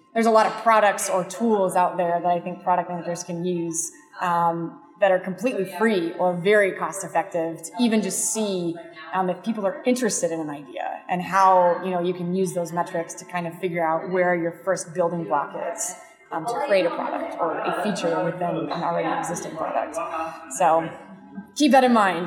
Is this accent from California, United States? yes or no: yes; San Diego, California, United States; I'm from San Diego. It's the best city in the world